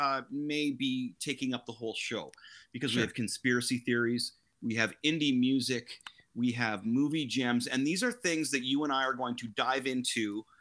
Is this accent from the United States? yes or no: no; Canada; now in Kingston, Canada; So I am located in Kingston, Ontario, Canada